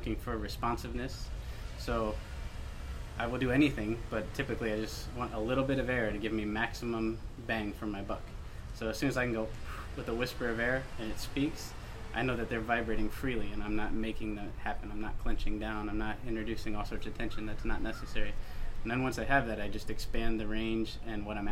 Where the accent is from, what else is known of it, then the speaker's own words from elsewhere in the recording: Ohio, United States; I grew up in Ohio